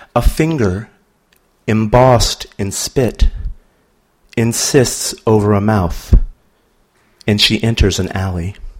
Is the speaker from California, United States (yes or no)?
no; New Orleans, Louisiana, United States; now in Baltimore, United States; Here's a poem about my hometown. It's called Natural. If I say New Orleans